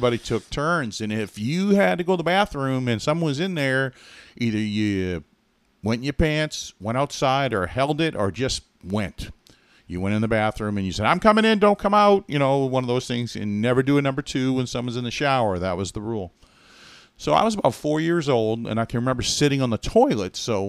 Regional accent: Billerica, Massachusetts, United States; Well, I grew up in Massachusetts in a town called Billerica. If you look on a map, it's Billerica. But now we call it Billerica.

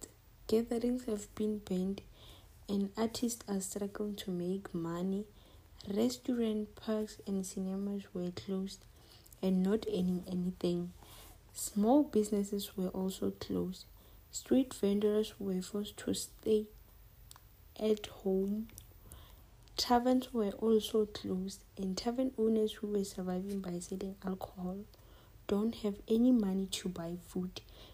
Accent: Limpopo, South Africa; I'm from Limpopo

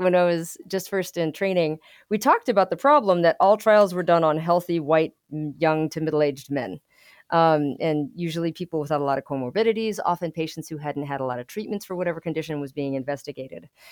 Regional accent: Albuquerque, New Mexico, United States; now in Lubbock, United States; I grew up in Albuquerque, New Mexico

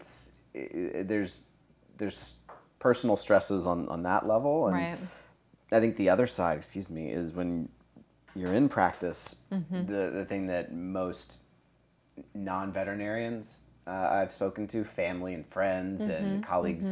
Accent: Charleston, South Carolina, United States; moved away as an adult; also born or lived in Georgia / Colorado; now in Tennessee, United States; I grew up in Charleston, South Carolina.

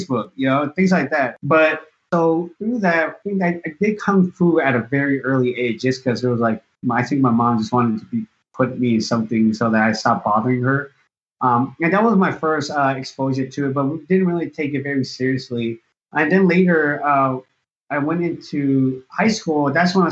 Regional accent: San Francisco, California, United States; I was born and raised in San Francisco

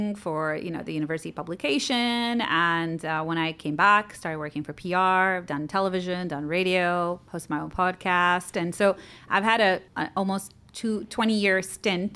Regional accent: Dubai, United Arab Emirates; also born or lived in United States; Born and raised, I was born in Rashid Hospital a couple of decades ago. I went to school here.

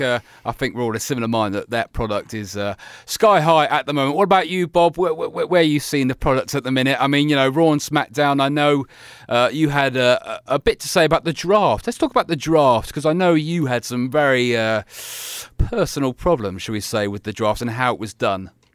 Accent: Leeds, Yorkshire and the Humber, United Kingdom; I am your host from Leeds, England

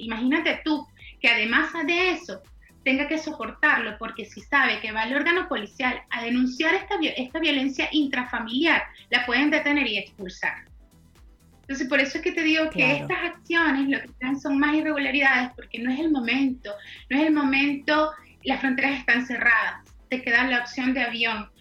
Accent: Venezuela; now in Chile; como venezolana, como abogada venezolana

